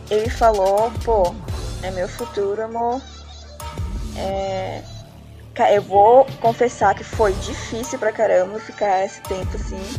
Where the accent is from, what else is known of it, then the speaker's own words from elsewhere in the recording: South Region, Brazil; now in Florianópolis, Brazil; Eu do sou sulista, Rio. sim.